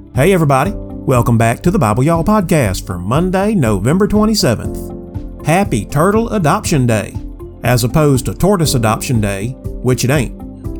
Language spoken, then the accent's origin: English; Pensacola, Florida, United States; My hometown of Pensacola, Florida